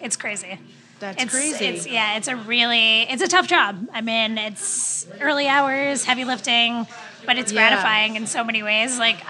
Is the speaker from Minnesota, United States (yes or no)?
no; Oceanside, New York, United States; because I grew up in Oceanside, which is like 10 minutes north of Long Beach.